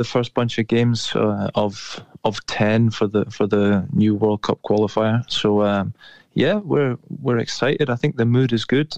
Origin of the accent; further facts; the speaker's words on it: Aberdeen, Scotland, United Kingdom; also born or lived in Faroe Islands / Goring-by-Sea; we settled in Aberdeen in King's Wells. My parents bought a house, and for the next 13 years, we were, or 12, 13 years, I grew up in King's Wells in West Hill